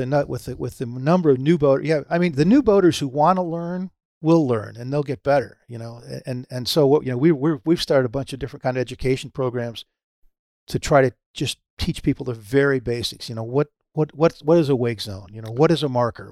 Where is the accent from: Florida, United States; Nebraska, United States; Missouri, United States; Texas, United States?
Florida, United States; Pompano Beach; it's my hometown, uh, Pompano